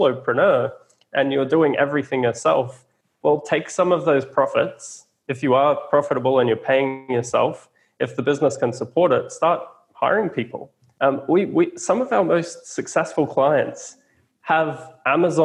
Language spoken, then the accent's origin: English; Australia; I'm an Aussie.